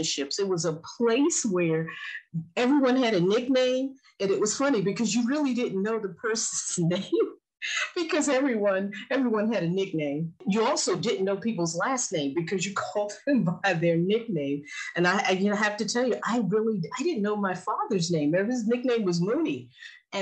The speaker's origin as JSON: {"language": "English", "town": "New York City", "region": "New York", "country": "United States", "tie": "born or raised there", "moved": "yes", "lives_now": "Baltimore, United States", "said": "I grew up in Fort Greene houses"}